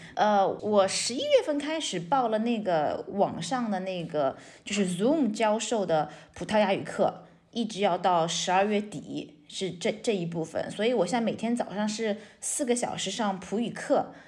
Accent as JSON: {"language": "Chinese", "country": "China", "also_born_or_lived": "Shanghai / United States", "moved": "yes", "lives_now": "Portugal", "said": "我们中国人"}